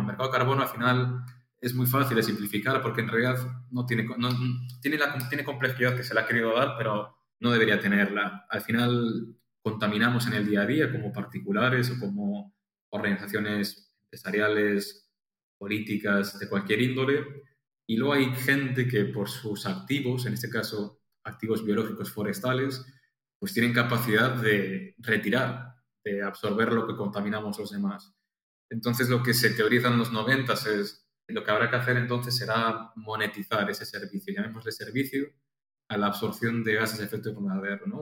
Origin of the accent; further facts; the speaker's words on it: Pontevedra, Galicia, Spain; moved away as an adult; also born or lived in Madrid; yo soy de Pontevedra y Galicia, que está al noroeste de España